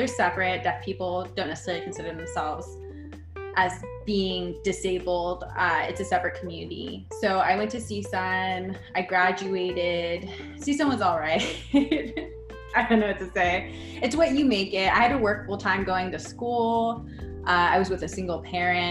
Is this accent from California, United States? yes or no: yes; Burbank, California, United States; first language English; also born or lived in Pasadena; I was born in Pasadena, grew up in Burbank.